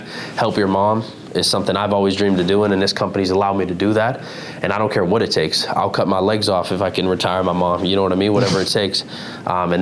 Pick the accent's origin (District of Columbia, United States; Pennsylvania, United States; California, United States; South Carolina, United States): Pennsylvania, United States; Pittsburgh; I'm from the hood in Pittsburgh, out east, out of Pennsylvania